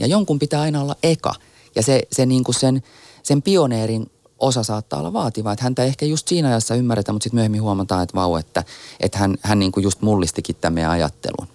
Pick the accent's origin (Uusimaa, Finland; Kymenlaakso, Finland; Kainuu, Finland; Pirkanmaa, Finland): Uusimaa, Finland; Helsinki; mä oon siis Itä-Helsingistä eikä meidän perheellä ollut minkäänlaista yhteyttä muotimaailmaan